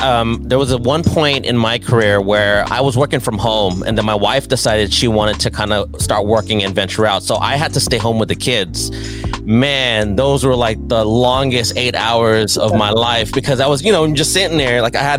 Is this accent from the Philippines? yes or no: yes; Philippines; Unfortunately, even though I'm Filipino, I cannot sing.